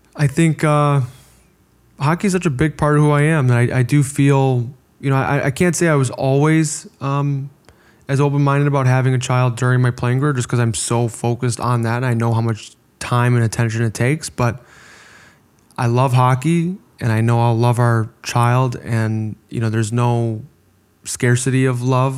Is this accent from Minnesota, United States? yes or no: no; Orland Park, Illinois, United States; We're both American from, you know, Orland Park, Illinois. We went to the same high school